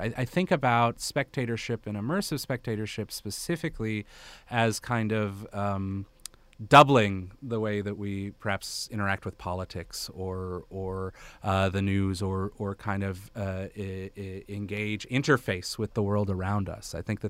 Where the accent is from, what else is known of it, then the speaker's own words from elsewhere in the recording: Bethesda, Maryland, United States; also born or lived in Malawi / Malaysia; Oh, I'm from the Washington, D.C. area. I grew up in Bethesda, Maryland. But I also, I grew up all over.